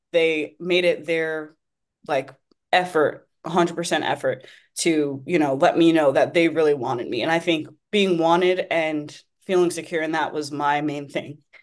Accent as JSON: {"language": "English", "town": "Wheatley Heights", "region": "New York", "country": "United States", "tie": "born or raised there", "said": "originally I'm from Wheatley Heights. I attended Half Olive Hills West High School in Dix Hills, um, which is the next town over"}